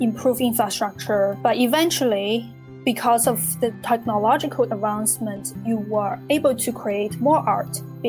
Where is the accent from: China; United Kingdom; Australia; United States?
China; moved away; I grew up in China